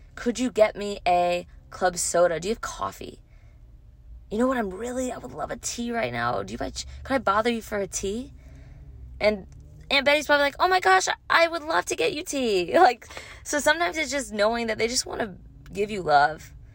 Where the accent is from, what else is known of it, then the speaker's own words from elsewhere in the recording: Louisiana, United States; moved away; I'm from Louisiana, and so going home, um, going to see my parents and family